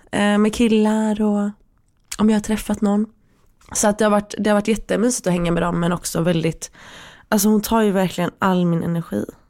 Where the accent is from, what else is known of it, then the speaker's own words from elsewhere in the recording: Sweden; vi är födda i Sverige. Mm. Vi är väldigt försvenskade.